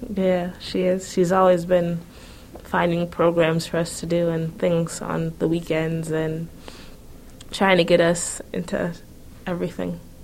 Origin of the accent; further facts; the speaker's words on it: New York, United States; we're black youth from Harlem